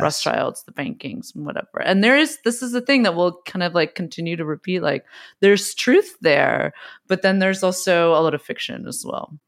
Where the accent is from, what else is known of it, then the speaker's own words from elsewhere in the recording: West Coast, United States; I also grew up, we grew up on the West Coast